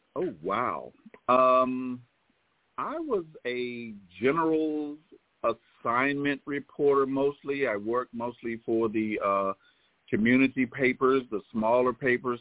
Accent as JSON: {"language": "English", "town": "Clinton", "region": "South Carolina", "country": "United States", "tie": "born or raised there", "also_born_or_lived": "Winston-Salem, North Carolina", "said": "I was born in Clinton, South Carolina"}